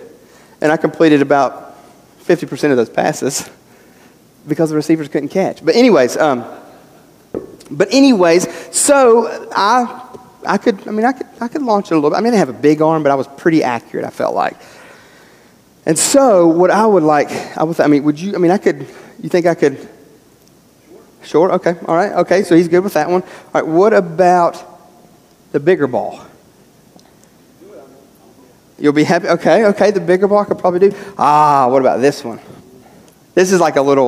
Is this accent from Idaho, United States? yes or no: no; West Virginia, United States; moved away; Growing up in West Virginia